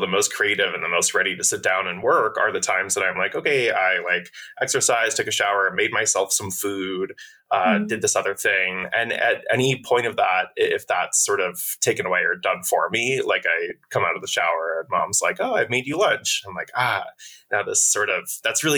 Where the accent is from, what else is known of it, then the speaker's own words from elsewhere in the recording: Poughkeepsie, New York, United States; also born or lived in Minnesota / Washington, D.C. area / Cincinnati, Ohio; I did most of my growing up in Poughkeepsie. I was born in Minnesota, around the Twin Cities area